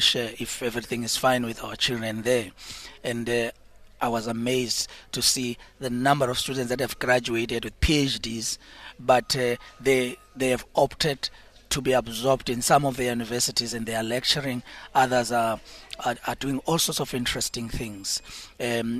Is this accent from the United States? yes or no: no; South Africa